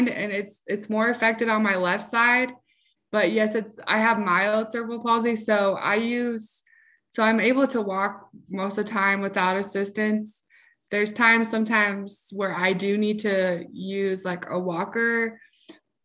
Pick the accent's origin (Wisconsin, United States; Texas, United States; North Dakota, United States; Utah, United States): Utah, United States; Salt Lake City; I'm from Salt Lake City, Utah